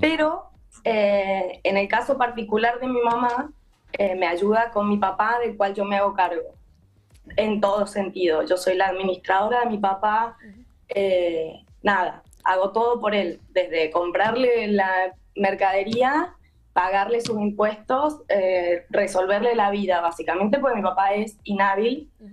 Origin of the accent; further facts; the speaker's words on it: Mendoza, Argentina; Ahora yo soy de Mendoza